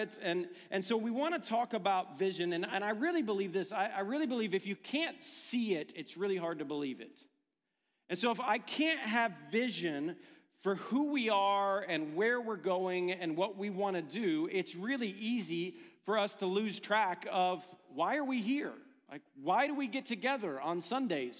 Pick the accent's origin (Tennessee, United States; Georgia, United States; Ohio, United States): Ohio, United States; I'm from Ohio